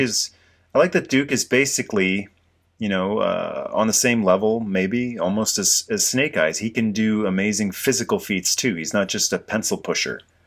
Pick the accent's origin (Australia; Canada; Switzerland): Canada; as a Canadian guy